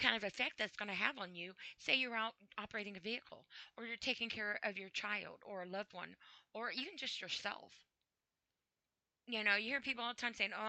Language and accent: English; United States; I'm from the United States